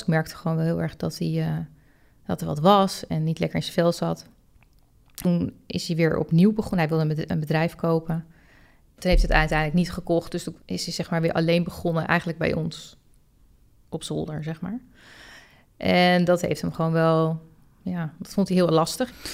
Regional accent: Het Gooi, North Holland, Netherlands; En ik kom zelf uit Gooi

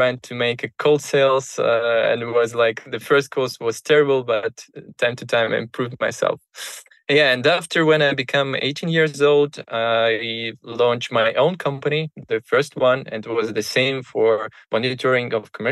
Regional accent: Moscow, Russia; I grew up in Moscow

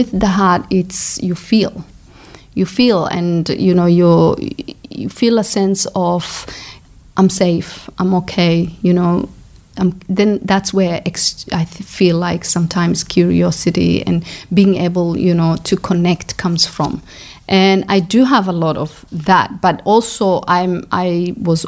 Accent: Coast, Kenya; moved away as an adult; also born or lived in Somalia / Brighton, Australia; now in Australia; I grew up in Kenya, so I'm Somali

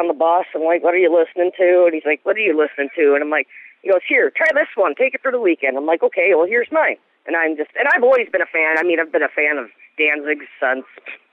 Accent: Wisconsin Rapids, Wisconsin, United States; I am from Wisconsin Rapids

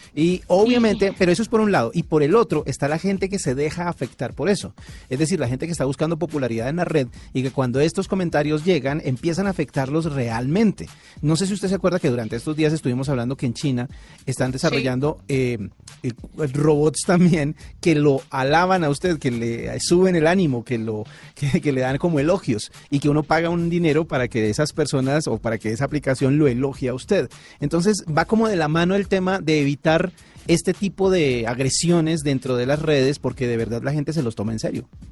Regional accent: Colombia; en nuestro país

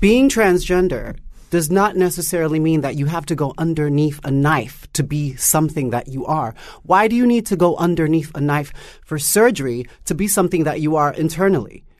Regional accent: New York City, New York, United States; my experience growing up in Harlem, was very, very harsh

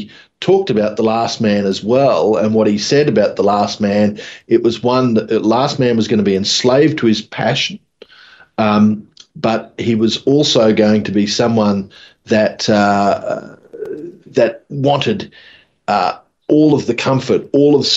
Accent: Mackay, Queensland, Australia; born or raised there

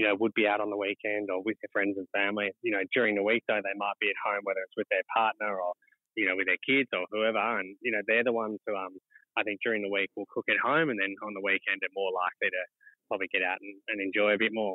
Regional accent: Australia; we're from Australia

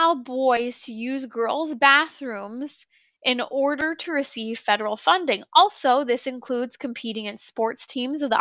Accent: California, United States; I come from the land of the fruits and the nuts. I come from California

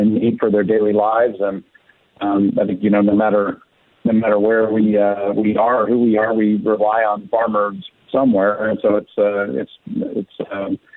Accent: Bay Area, California, United States; now in Central Valley, United States; I wasn't born in the Central Valley. I was born actually up in the Bay Area, and ended up coming to the Central Valley later, a little bit later in life

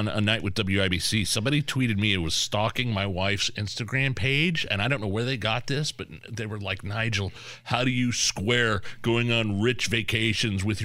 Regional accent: United States; I grew up in Lisdon, out in the woods off State Road 39, Rural Route 1

